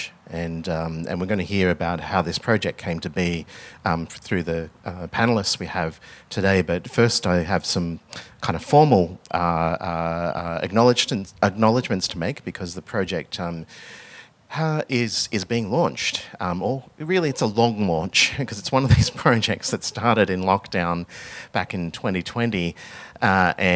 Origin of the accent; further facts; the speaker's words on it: Melbourne, Victoria, Australia; my background is I grew up in Melbourne. I grew up just in a outer suburb of Melbourne